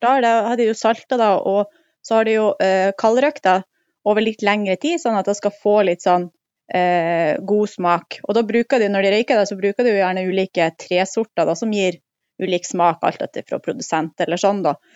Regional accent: Mosjøen, Nordland, Norway; i Mosjøen, der jeg kommer fra

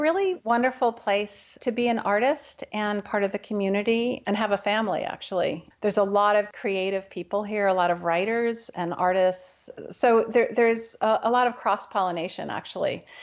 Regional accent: New Haven, Connecticut, United States; now in Bainbridge Island, United States; I grew up in New Haven, Connecticut.

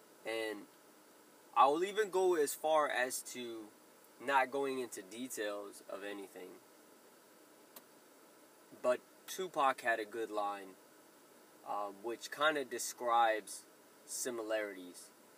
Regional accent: Clovis, New Mexico, United States; born there; I was born on August 7th, 1980, in Clovis, New Mexico. The great state of New Mexico.

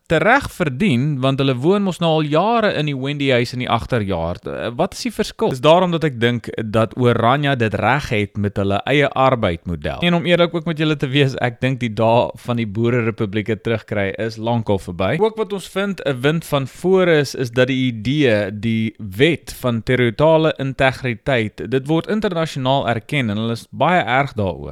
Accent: South Africa

